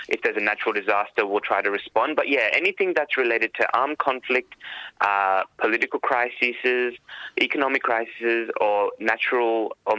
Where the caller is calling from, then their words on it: Sydney, New South Wales, Australia; And I'm speaking from Gadigal country here in what is now rainy Sydney.